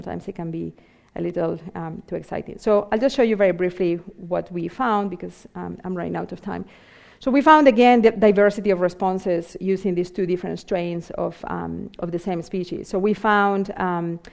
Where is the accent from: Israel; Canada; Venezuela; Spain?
Spain; Vigo, Galicia; moved away; also born or lived in Southampton; my hometown in Vigo in Spain